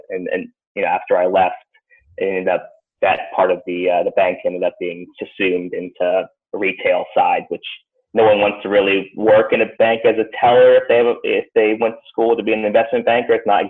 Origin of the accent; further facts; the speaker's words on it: Atlanta, Georgia, United States; also born or lived in Boston / Long Island; I was born in Boston originally. Grew up early years there in just outside New York City on Long Island. When I was about 6 or 7, I moved to Atlanta. So I did my primary, secondary school in Georgia.